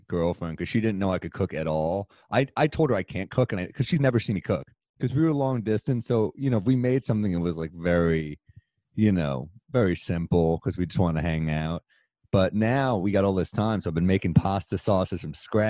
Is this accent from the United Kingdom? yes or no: no; New York, United States; I'm a New Yorker